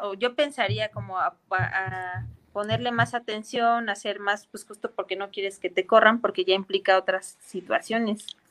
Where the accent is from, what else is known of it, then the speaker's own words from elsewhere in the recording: Mexico City, Mexico; nosotros somos capitalinos